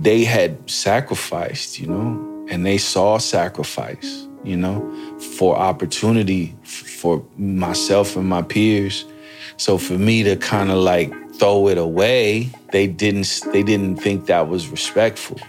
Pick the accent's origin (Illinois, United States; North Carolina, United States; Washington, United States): Washington, United States; Seattle; moved away as an adult; also born or lived in New York City; I'm coming from Seattle